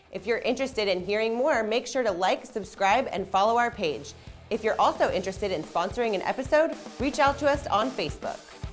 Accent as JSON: {"language": "English", "region": "Southern California", "country": "United States", "moved": "yes", "lives_now": "Little Rock, United States", "said": "I'm from Southern California, and when I moved here to Arkansas"}